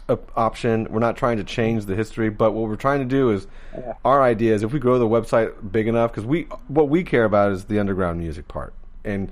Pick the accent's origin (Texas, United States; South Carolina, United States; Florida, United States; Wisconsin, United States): Florida, United States; I'm from Florida.